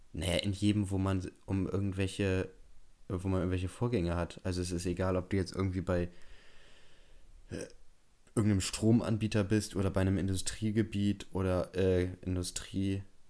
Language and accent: German; Bremen, Germany; bei uns in Bremen